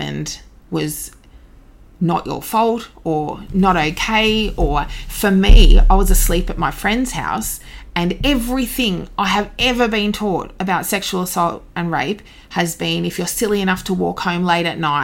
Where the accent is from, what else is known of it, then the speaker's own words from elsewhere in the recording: Devonport, Tasmania, Australia; moved away as an adult; eventually got back to my hometown, Devonport, Tasmania